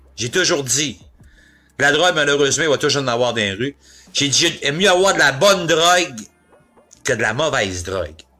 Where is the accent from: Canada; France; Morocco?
Canada; Quebec City, Quebec; je suis natif de Québec